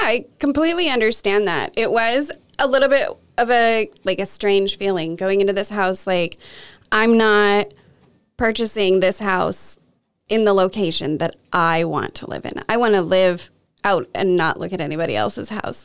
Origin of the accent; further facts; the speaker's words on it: Kelso, Washington, United States; I grew up mostly here in Kelso, Washington